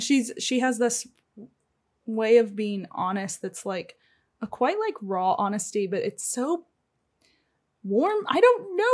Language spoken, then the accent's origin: English; Springfield, United States; moved away; my hometown's the same way, right? Like, when I was growing up there, I say it's a small town, the population's actually, like, a hundred and sixty thousand. But there was one, uh, Springfield Brewco